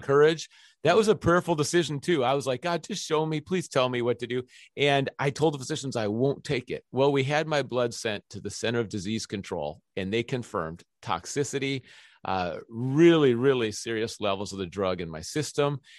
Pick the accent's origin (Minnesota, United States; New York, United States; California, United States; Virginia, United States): Minnesota, United States; Minneapolis; ever since I was three years old, I grew up on the University of Minnesota campus